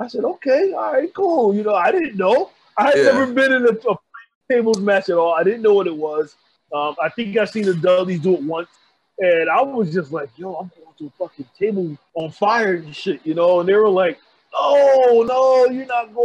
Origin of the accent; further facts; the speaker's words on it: East Orange, New Jersey, United States; I grew up in East Orange, New Jersey